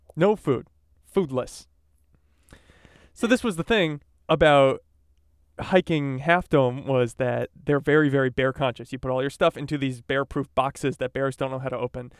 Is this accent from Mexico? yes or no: no; East Coast, United States; now in California, United States; I grew up on the East Coast